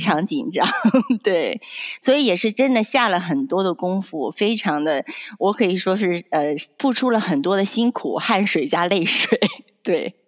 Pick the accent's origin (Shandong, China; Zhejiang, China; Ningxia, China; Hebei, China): Shandong, China; Penglai; also born or lived in Canada; now in United States; 我是出生在，嗯，山东蓬莱，就是在那边长大